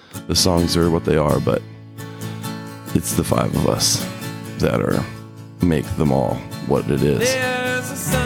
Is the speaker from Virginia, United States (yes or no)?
yes; Middlebrook, Virginia, United States; we grew up in Middlebrook right outside of Stanton